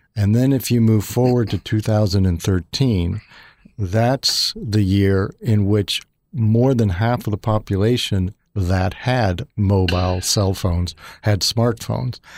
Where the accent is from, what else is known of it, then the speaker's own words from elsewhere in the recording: Missouri, United States; as a child, uh, actually growing up in Missouri